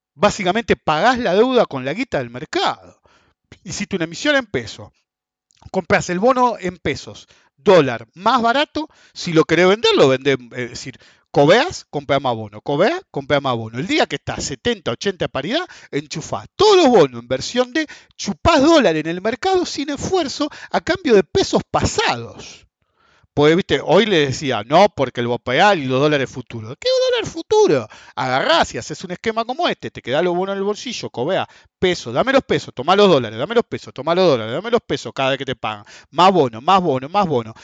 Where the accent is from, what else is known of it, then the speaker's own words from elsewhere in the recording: Argentina; somos todos argentinos